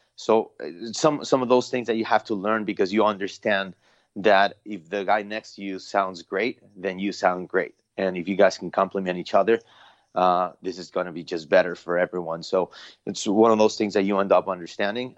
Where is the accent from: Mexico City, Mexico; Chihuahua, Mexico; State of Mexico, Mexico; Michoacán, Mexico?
Mexico City, Mexico; also born or lived in Long Beach, California; now in United States; born and raised in Mexico City